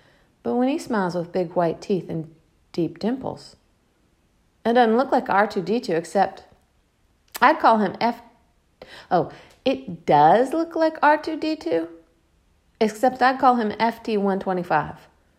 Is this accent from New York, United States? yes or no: yes; Bronx, New York, United States; Even though I'm from the Bronx, I gotta rap rhymes about Harlem now. In the Bronx, the fire troopers were like stormtroopers because of all the burning buildings.